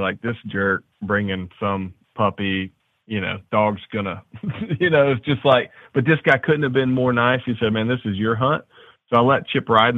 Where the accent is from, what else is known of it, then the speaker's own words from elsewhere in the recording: Nashville, Tennessee, United States; a good buddy of mine I grew up with in Nashville